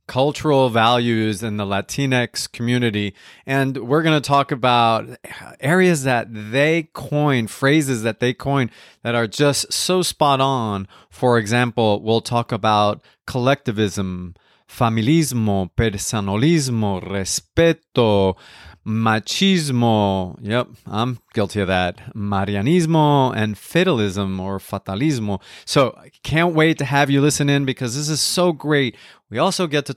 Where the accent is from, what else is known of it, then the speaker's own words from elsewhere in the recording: West New York, New Jersey, United States; I grew up in West New York, New Jersey